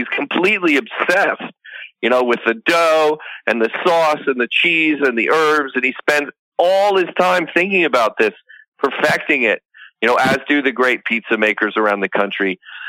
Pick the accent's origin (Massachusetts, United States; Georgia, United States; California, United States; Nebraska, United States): California, United States; moved away; I'm from California originally